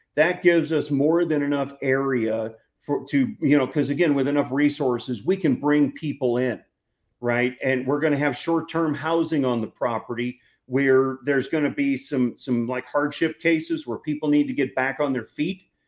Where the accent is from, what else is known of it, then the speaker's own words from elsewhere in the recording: St. Louis, Missouri, United States; now in Texas, United States; growing up in St. Louis